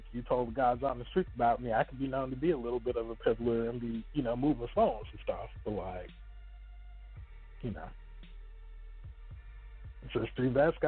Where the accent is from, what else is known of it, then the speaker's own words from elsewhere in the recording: Texas, United States; I'm from Texas.